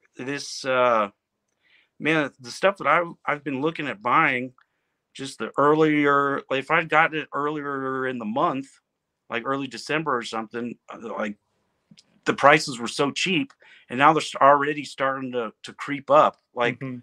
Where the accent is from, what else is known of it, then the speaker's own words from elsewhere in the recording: Midwest, United States; growing up in the Midwest, I, everyone around here plays baseball